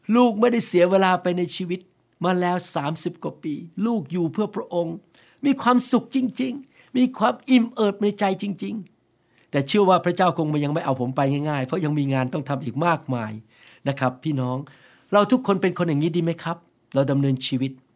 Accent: Thailand; moved away as an adult; now in United States; พระเจ้ารู้ว่าผม จะเกิดในประเทศไทย พระเจ้ารู้ว่าผมจะไปโรงเรียนอัศมชัญ พระเจ้ารู้ว่าผมจะเป็นหมอ พระเจ้ารู้ว่าผมจะมาอเมริกา

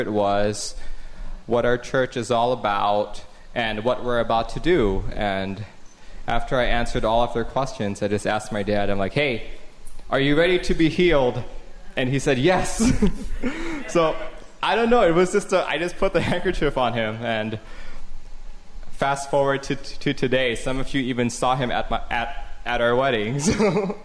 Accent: Taipei, Taiwan; moved away as an adult; I was born and raised in Taipei, Taiwan, and I came over here for college in about 2003

